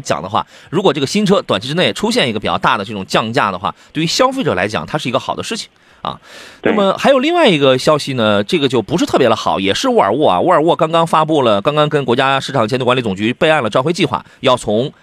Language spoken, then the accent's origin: Chinese; Qingdao, Shandong, China; 我老家吉莫城阳